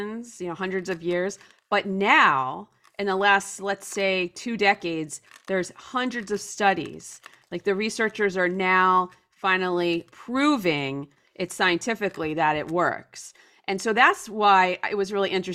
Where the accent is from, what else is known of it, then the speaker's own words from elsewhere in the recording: New Jersey, United States; I grew up in a very typical suburb outside of Philadelphia in New Jersey.